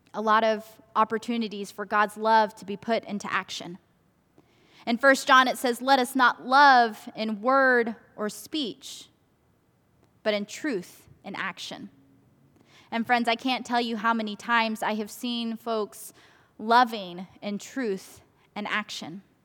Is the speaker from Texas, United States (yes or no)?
yes; Garland, Texas, United States; also born or lived in South Korea; First United Methodist Church in Garland, where I grew up